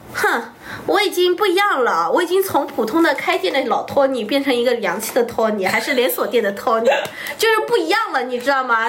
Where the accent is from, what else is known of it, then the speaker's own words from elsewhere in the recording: Hangzhou, Zhejiang, China; also born or lived in Wenzhou; 我们温州人不在外地人的，但我家在杭州是长大的